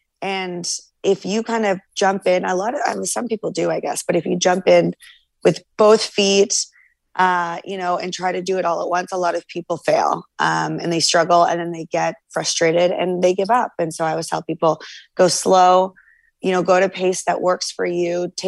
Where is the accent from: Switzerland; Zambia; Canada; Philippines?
Canada; I find the typical American diet, I'm Canadian as well.